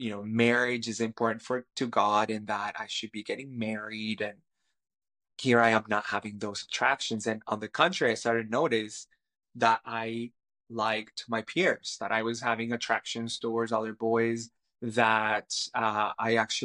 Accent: Cali, Valle del Cauca, Colombia; first language Spanish; English is a second language; moved away as an adult; also born or lived in Toronto, Canada; now in British Columbia, Canada; I grew up in Cali, Colombia, in South America, and I speak Spanish. Spanish is my first language. And I moved to Canada in 2008

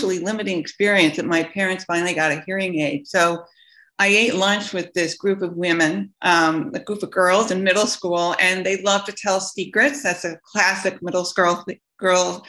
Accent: Tucson, Arizona, United States; I grew up in Tucson

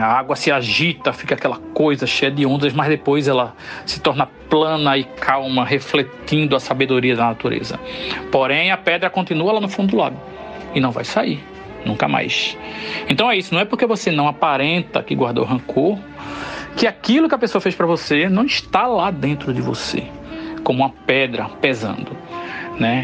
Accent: Northeast Brazil, Brazil

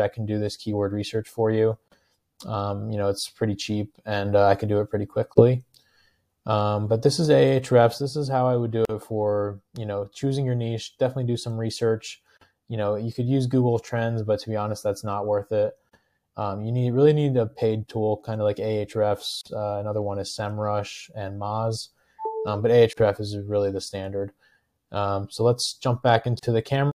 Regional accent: New Jersey, United States; I'm from New Jersey

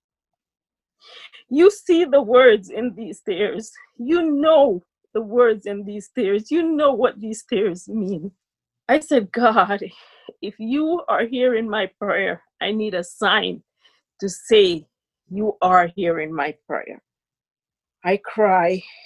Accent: Jamaica; also born or lived in Brooklyn, New York, United States; now in New York, United States; I'm from Jamaica. Currently residing in the United States of America, Brooklyn, New York.

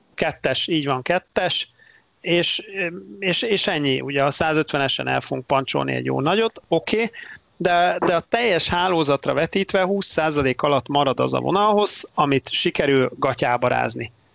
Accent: Debrecen, Hajdú-Bihar, Hungary; saját, saját szülővárosomról, vagy, vagy majdnem szülővárosomról beszélve, a debreceni buszpályadvar

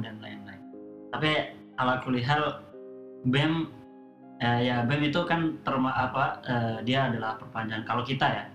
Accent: Blitar, East Java, Indonesia; moved away; asal Blitar

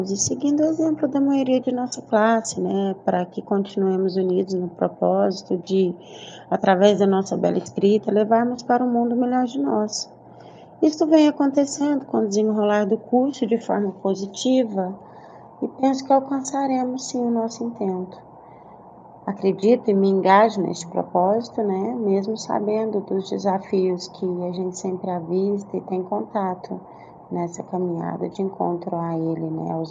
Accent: Uberaba, Minas Gerais, Brazil; also born or lived in Goiânia, Brazil; Eu retornei a Uberaba, que é a minha cidade natal, né, em 2011

